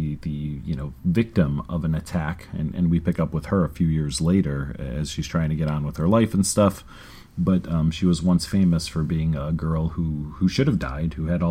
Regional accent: United States; we're from the United States.

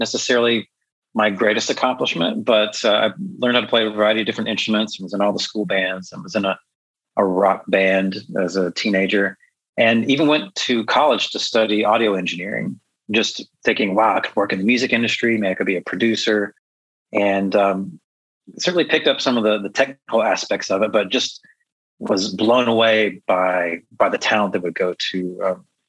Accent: rural Georgia, United States; also born or lived in Nashville, Tennessee / Los Angeles suburbs, California; now in Chicago, United States; I grew up in the Southeast for the most part. I lived in rural Georgia in a valley

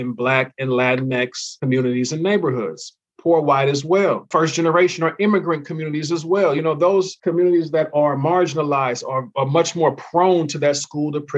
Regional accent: California, United States; my home state of California

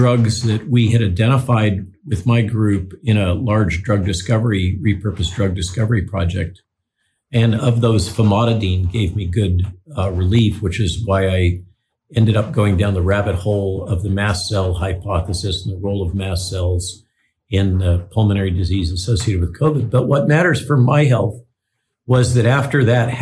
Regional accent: Central Coast of California, United States; I grew up in the Central Coast of California

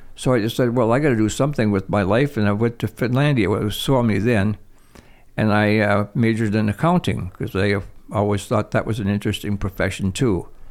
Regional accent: Toivola, Michigan, United States; I was born in Toivola, Michigan.

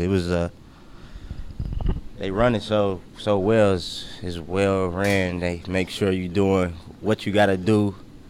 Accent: Cincinnati, Ohio, United States; I was from Cincinnati too

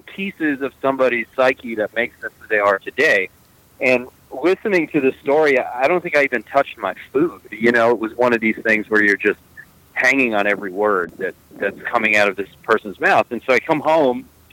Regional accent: United States; moved away as an adult; also born or lived in Florida; now in Texas, United States; I'm originally a East Coast guy, so I grew up in New York, New Jersey, up in that area

